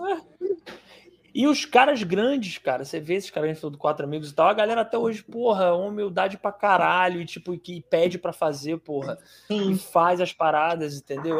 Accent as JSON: {"language": "Portuguese", "region": "Ceará", "country": "Brazil", "said": "eu sou do Ceará e eu tenho primos em Pernambuco também."}